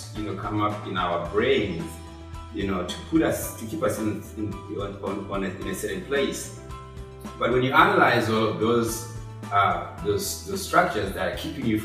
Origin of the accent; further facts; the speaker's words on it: Zimbabwe; moved away as an adult; now in Austin, United States; I'm an immigrant, I'm a foreign person, I was born in Zimbabwe